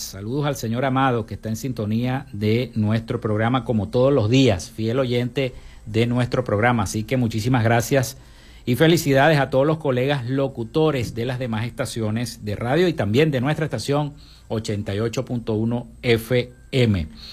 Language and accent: Spanish; Maracaibo, Zulia, Venezuela; acá en Maracaibo